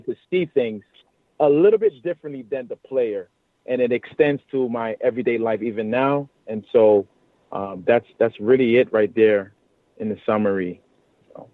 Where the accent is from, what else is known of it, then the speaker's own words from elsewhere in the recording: New York City, New York, United States; born and raised in Brooklyn, New York.